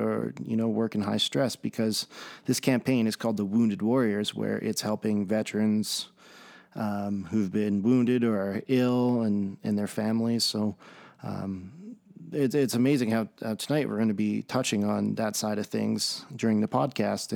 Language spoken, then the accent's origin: English; Red Deer, Alberta, Canada; I'm from Red Deer, Alberta, Canada